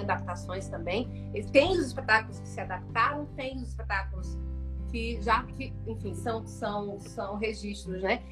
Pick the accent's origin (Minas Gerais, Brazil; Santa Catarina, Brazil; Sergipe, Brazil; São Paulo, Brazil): Sergipe, Brazil; accent: sergipano; eu fico aqui, eu sou daqui, eu quero isso aqui, eu eu, eu, eu sabe, eu amo a minha terra